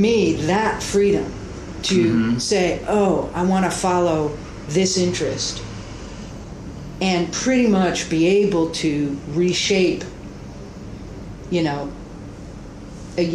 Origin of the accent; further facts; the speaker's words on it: United States; I am an American, and I'm proud to be an American